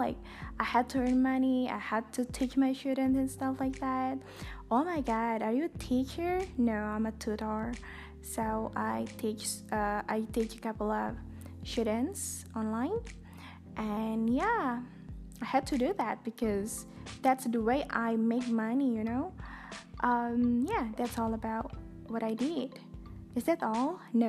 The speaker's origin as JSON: {"language": "English", "country": "Indonesia", "first_language": "Indonesian", "second_language": "English", "said": "I'm so sorry it's spoken in Bahasa Indonesia, in my own language, my mother tongue."}